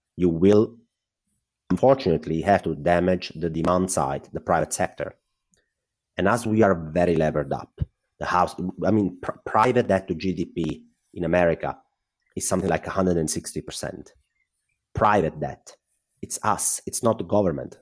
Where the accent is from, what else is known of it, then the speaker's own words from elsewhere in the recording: Italy; accent: Italian; English is a second language; I'm Italian, well, my accent probably gave that up already.